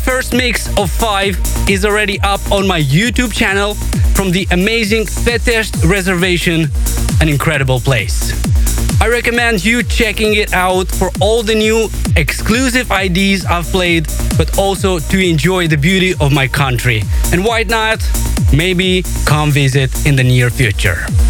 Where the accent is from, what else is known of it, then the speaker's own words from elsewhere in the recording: Moldova; my home country of Moldova